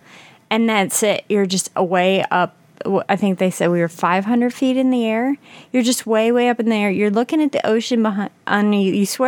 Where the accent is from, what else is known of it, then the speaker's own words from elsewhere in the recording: near Philadelphia, Pennsylvania, United States; I was born in West Philadelphia.